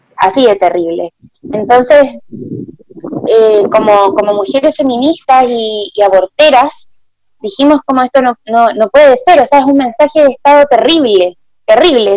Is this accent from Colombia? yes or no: no; Chile; yo soy una mujer negra que nací en Chile, soy afrochilena.